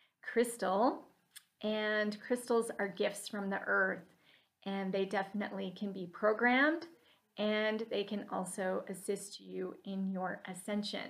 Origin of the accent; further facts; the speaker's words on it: Salt Lake City, Utah, United States; moved away; I came from Salt Lake City, Utah originally